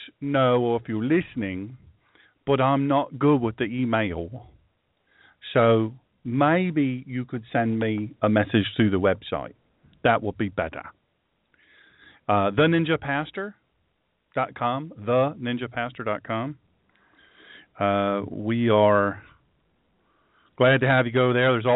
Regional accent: the South, United States; I'm from the South

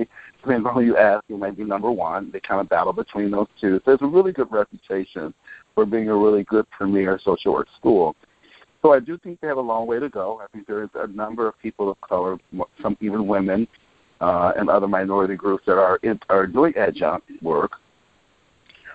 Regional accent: Chicago, Illinois, United States; I was born and raised in Chicago in the housing projects called Alpiel Gardens for the first 17 years of my life

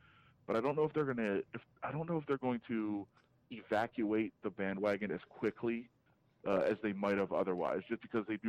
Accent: Detroit, Michigan, United States; now in Las Vegas, United States; I'm from Detroit, but all my family's from Buffalo, so that's my, you know, it's kind of my region.

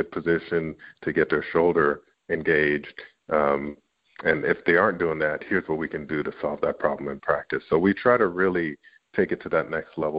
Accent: Canada; I'm Canadian

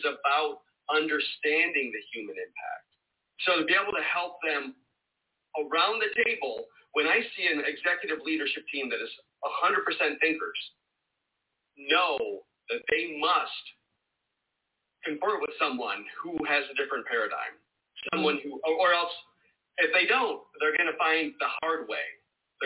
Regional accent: Michigan, United States; moved away; also born or lived in North Carolina; I grew up in Michigan where we celebrated Labor Day

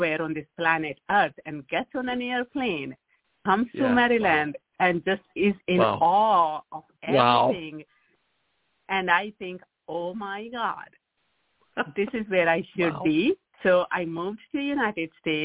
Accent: Kaithal, Haryana, India; moved away as an adult; now in Seattle, United States; I was in India growing up

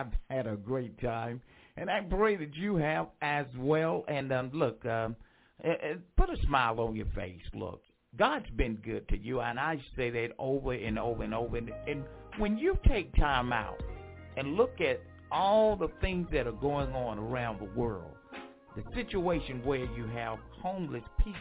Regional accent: Franklinton, North Carolina, United States; moved away; my hometown, Franklinton, North Carolina

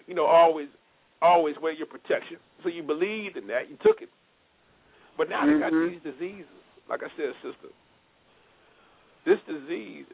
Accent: Los Angeles, California, United States; growing up in Los Angeles

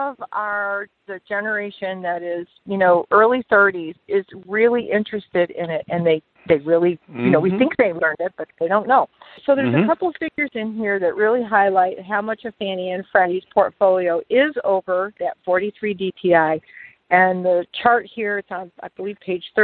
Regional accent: Detroit, Michigan, United States; I'm from Detroit

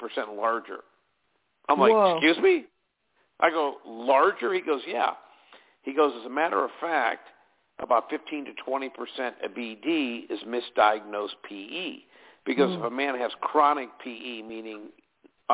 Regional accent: Pittsburgh, Pennsylvania, United States; moved away as an adult; also born or lived in Erie, Pennsylvania / Williamsport, Pennsylvania / California; I was born and raised in Pittsburgh

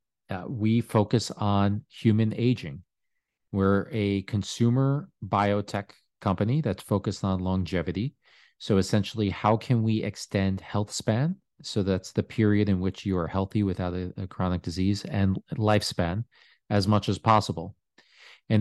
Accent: New York, United States; I am originally from New York.

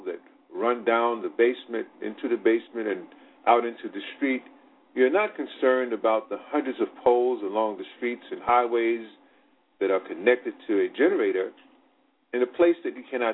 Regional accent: Virginia, United States; now in Brooklyn, New York, United States; Even though I was born in Virginia, I live now and spent most of my life, my adulthood life, living in Brooklyn, New York.

